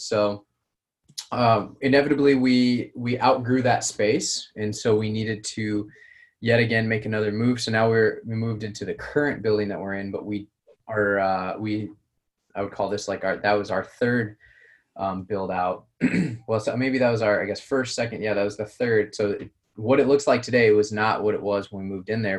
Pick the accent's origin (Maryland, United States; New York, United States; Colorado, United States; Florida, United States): Colorado, United States; moved away; originally, I'm from from Colorado